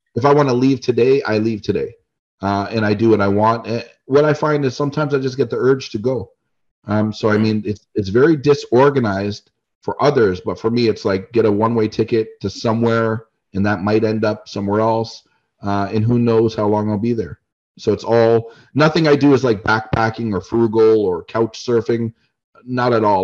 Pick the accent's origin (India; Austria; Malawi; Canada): Canada; being a Canadian